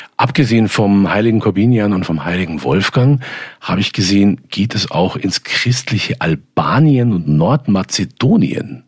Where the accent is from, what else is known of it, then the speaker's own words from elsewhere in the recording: Germany; hier bei uns in Deutschland